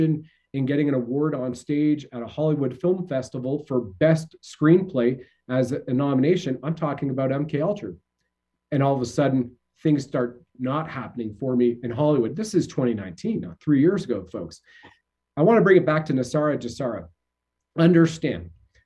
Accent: Canada; as we say in Canada

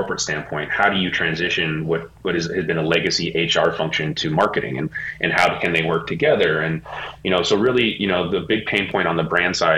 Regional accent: Bay Area, California, United States; moved away as an adult; now in Los Angeles, United States; I'm from the Bay Area. I grew up there, and I lived there pretty much my whole entire life. And I moved down to LA about 15 years ago

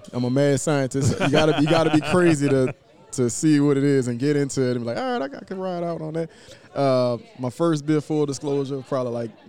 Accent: New Orleans, Louisiana, United States; moved away; I'm from New Orleans. I was displaced because of Katrina.

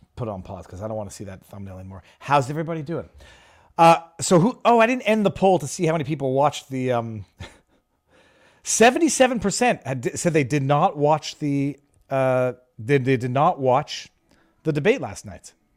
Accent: Canada; moved away; as a Canadian born person

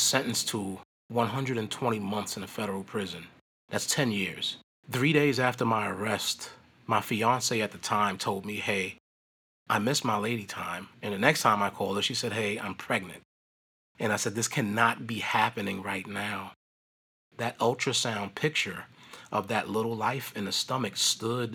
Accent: New York City, New York, United States; I was born and raised in Brooklyn

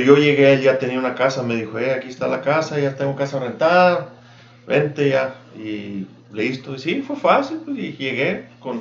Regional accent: Agua Prieta, Sonora, Mexico; moved away as an adult; also born or lived in Douglas, Arizona / Yuma; now in Tucson, United States; yo me crié, fui a la escuela en Prieta, toda la primaria, la secundaria y la prepa.

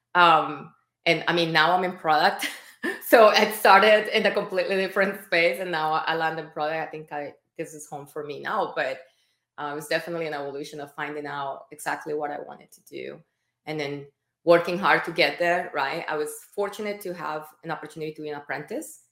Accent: Colombia; moved away; I am Latin American. I'm from Colombia

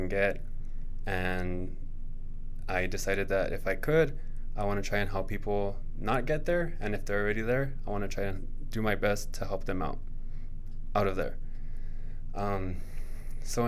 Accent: El Paso, Texas, United States; moved away as an adult; also born or lived in Austin, Texas / Princeton, New Jersey; I'm from El Paso, Texas. I've lived in a couple places. I've been to Austin, Texas. I've been to Princeton, New Jersey. I was out there for a little bit. But I am born and raised here

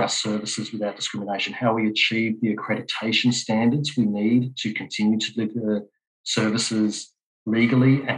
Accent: Australia; I'm also Australian.

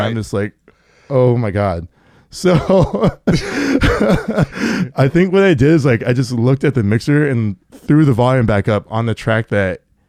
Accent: Everett, Washington, United States; Yeah, from Everett.

